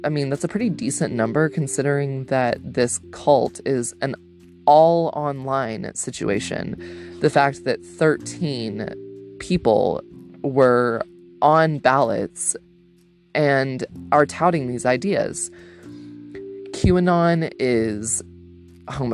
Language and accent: English; Georgia, United States; my home state